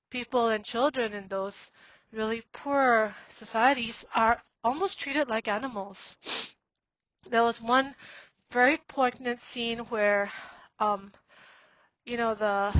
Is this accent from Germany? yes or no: no; Singapore; also born or lived in Myanmar; I went back to Burma when I was 17, and I grew up in Singapore